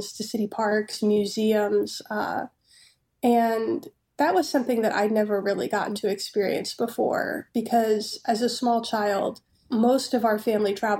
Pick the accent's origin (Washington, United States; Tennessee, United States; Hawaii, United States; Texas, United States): Tennessee, United States; Chattanooga; my hometown in Chattanooga, Tennessee